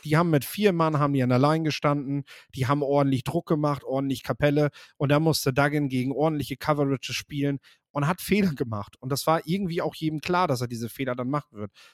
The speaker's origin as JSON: {"language": "German", "area": "the North", "region": "Northern Germany", "country": "Germany", "said": "bei uns im Norden"}